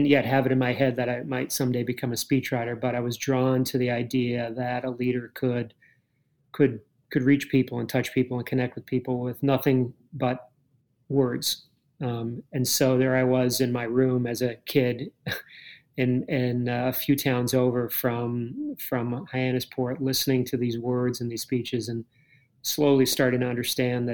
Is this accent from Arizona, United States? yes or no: no; Cape Cod, Massachusetts, United States; I grew up on Cape Cod